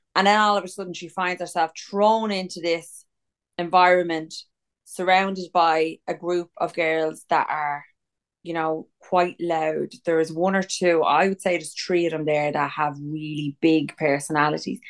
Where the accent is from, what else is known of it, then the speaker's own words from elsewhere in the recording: Ireland; We're from Ireland. We can't wear white ever because it's always fucking raining in this kip.